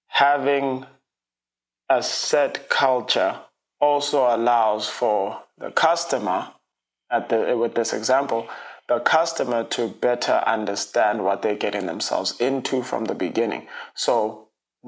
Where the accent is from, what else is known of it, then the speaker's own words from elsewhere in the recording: South Africa; now in United States; I'm an international, I'm from South Africa